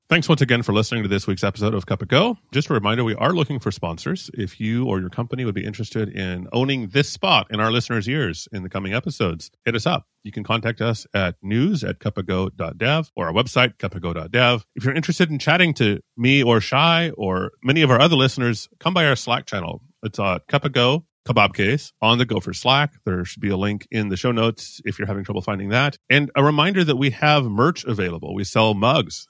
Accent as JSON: {"language": "English", "country": "United States", "moved": "yes", "lives_now": "Mexico", "said": "an American living in Mexico"}